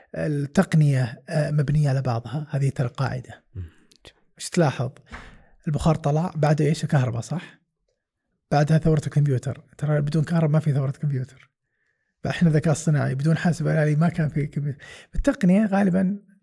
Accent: Saudi Arabia; لنا كسعوديه

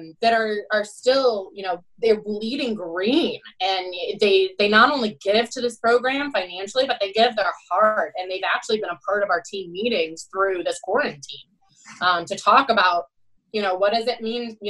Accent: Cleveland, Ohio, United States; moved away as an adult; also born or lived in Louisville / Washington, D.C. / Houston; it happens to be in my hometown

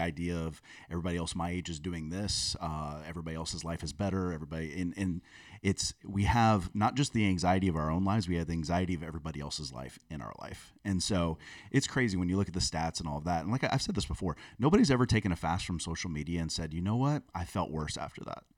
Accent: South Florida, United States; I grew up in South Florida

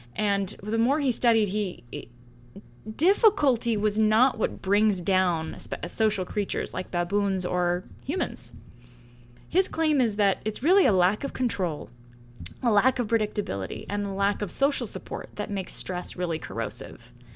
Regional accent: San Francisco, California, United States; now in Salem, United States; I'm originally from the Bay Area in San Francisco, California

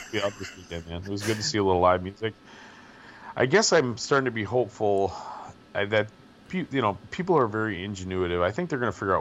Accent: Wisconsin, United States; I grew up in Wisconsin

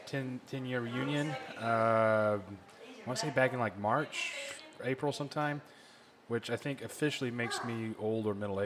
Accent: Charleston, South Carolina, United States; born there; No, I was born in Charleston, South Carolina on it, when my dad was stationed there.

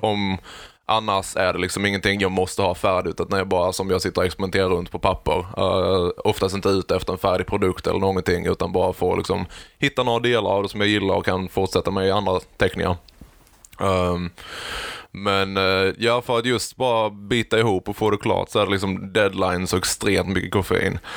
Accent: Växjö, Kronoberg County, Sweden; då föddes jag i Växjö

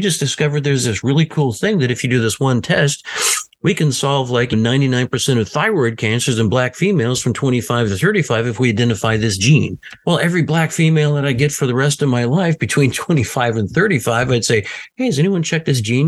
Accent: the South, United States; living and growing up in the South

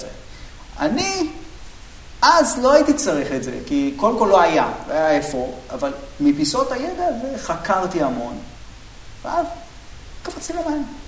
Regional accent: Bat Yam, Tel Aviv District, Israel; אני גדלתי בבת ים

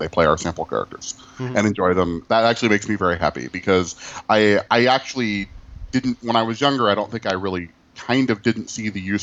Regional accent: Midwest, United States; I'm from the Midwest

